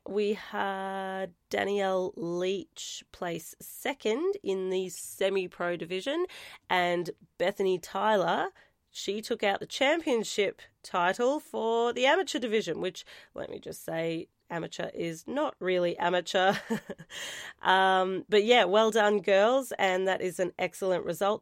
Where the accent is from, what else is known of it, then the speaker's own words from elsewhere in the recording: Warrnambool, Victoria, Australia; my hometown.